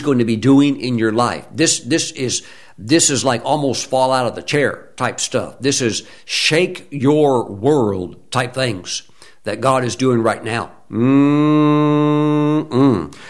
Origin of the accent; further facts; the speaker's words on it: Mississippi, United States; I'm in sixth grade, growing up in Mississippi